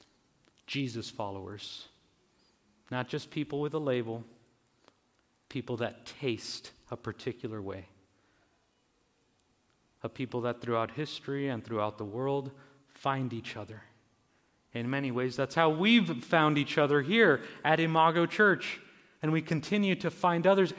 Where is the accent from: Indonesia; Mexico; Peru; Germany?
Mexico; Mexicali, Baja California; I was born in Mexicali, in Baja California, in Mexico.